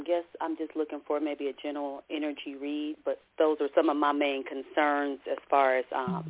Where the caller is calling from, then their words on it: Oakland, California, United States; Greetings … I'm calling from Oakland, California.